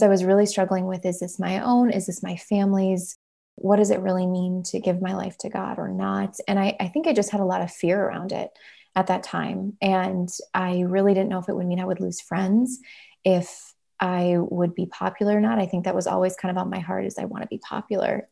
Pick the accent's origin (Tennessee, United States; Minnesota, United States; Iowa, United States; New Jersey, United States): Minnesota, United States; We're from Minnesota